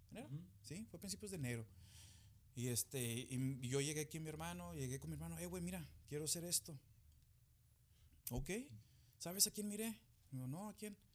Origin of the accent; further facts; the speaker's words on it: United States; born there; Pero yo nací aquí en Estados Unidos, mi hermano, mis hermanas, todos nacimos aquí.